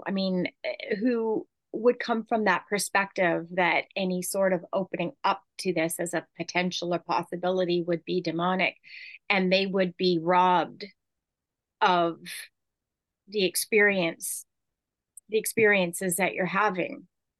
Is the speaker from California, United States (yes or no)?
yes; California, United States; I'm Californian.